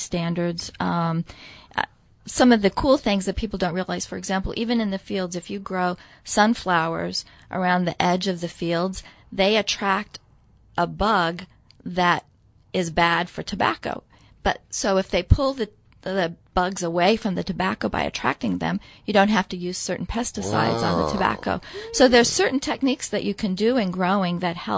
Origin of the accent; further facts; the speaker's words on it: Nebraska, United States; I grew up in Nebraska. I'm a farm girl